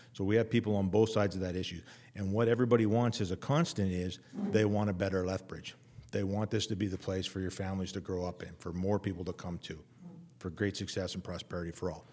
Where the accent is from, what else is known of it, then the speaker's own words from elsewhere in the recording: Winnipeg, Manitoba, Canada; moved away as an adult; I come from Winnipeg, I literally lived downtown.